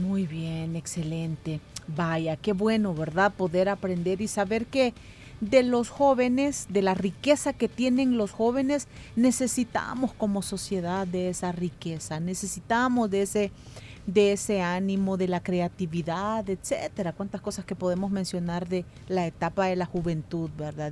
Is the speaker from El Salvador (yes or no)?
yes; El Salvador; lo inmediatistas que somos como cultura salvadoreña